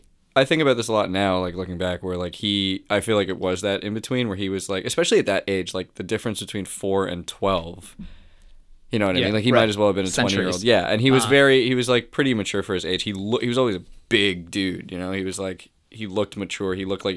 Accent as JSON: {"language": "English", "town": "Toronto", "region": "Ontario", "country": "Canada", "tie": "born or raised there", "said": "Yeah, born and raised."}